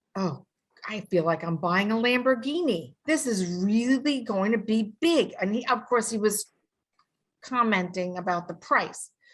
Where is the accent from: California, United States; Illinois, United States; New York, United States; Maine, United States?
New York, United States; I'm from New York